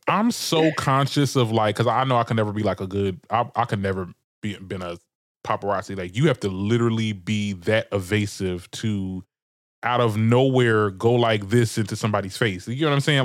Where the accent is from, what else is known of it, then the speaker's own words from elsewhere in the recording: Trenton, New Jersey, United States; I'm from Trenton, Trenton, New Jersey